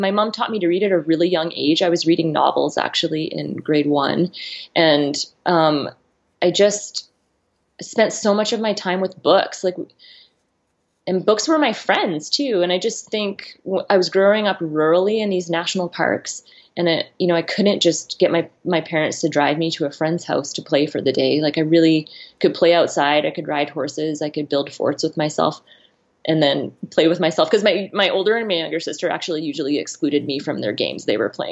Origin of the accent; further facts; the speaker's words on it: Saskatchewan, Canada; also born or lived in Arizona / New Zealand; now in Idaho, United States; I'm from the Great Northern Plains. I'm from Saskatchewan.